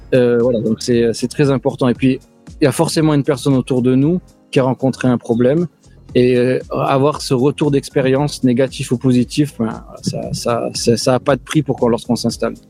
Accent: France; now in New York, United States; on est Français

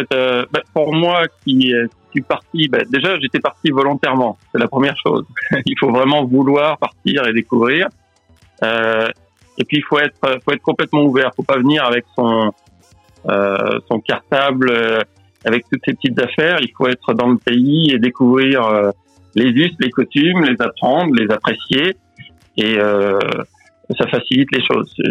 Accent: Nouvelle-Aquitaine, France; moved away as an adult; also born or lived in Tokyo, Japan; moi, je viens euh, de la Creuse en France. Euh, et puis, bah, je me suis expatrié vers 24 ans.

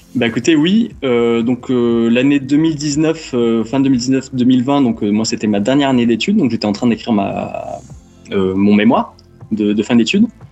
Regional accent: Montpellier, Occitania, France; born or raised there; moved away as an adult; also born or lived in China

